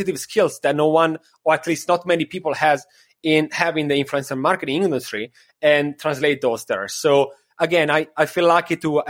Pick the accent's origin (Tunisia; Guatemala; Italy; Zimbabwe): Italy; Milan, Lombardy; moved away as an adult; also born or lived in Copenhagen, Denmark / Miami Beach, United States; now in New York, United States; Before, I was living in Milano in Italy. That is my city